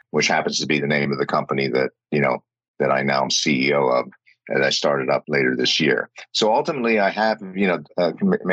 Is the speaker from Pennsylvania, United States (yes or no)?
yes; Pennsylvania, United States; also born or lived in New York; I grew up in the States, in Pennsylvania